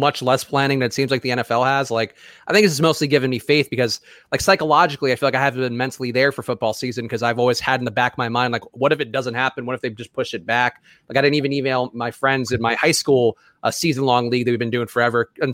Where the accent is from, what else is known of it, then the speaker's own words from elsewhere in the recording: New York City, New York, United States; moved away; I grew up in New York City